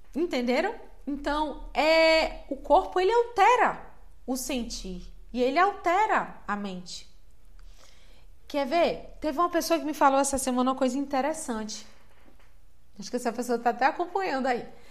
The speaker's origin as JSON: {"language": "Portuguese", "town": "Salvador", "region": "Bahia", "country": "Brazil", "tie": "born or raised there", "said": "Eu cresci em Salvador"}